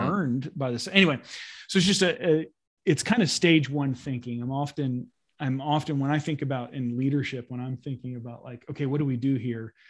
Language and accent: English; United States